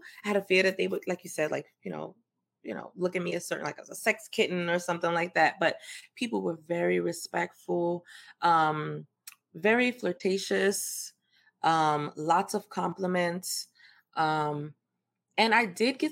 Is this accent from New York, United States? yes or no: yes; New York City, New York, United States; also born or lived in Antigua / Louisiana; I'm from New York. I'm from the Bronx